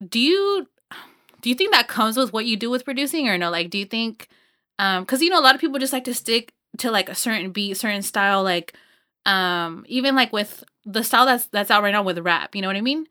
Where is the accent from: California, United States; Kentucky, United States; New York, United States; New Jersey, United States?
California, United States; Los Banos; I grew up in Los Baños and it's, like, a small town